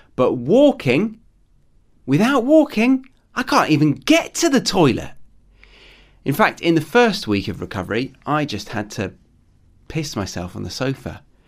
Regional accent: United Kingdom; moved away as an adult; now in Australia; I'm a Brit living abroad in Australia

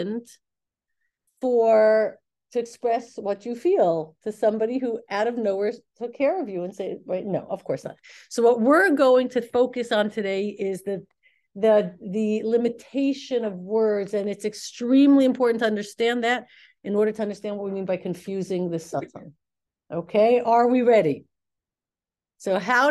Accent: Elizabeth, New Jersey, United States; we were from Elizabeth.

